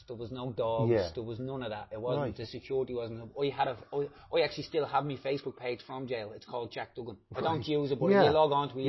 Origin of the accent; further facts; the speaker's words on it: Dublin, Leinster, Ireland; I grew up in Trees' Gardens from the flats.